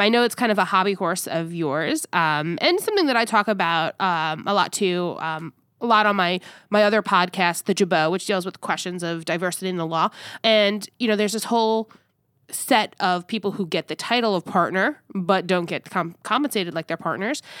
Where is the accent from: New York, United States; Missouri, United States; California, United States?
New York, United States; I was born and raised in New York and, and lived there, the overwhelming majority of my life